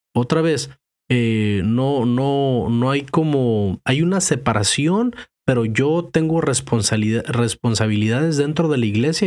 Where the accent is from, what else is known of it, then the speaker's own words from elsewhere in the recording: Mexico; moved away; yo crecí en México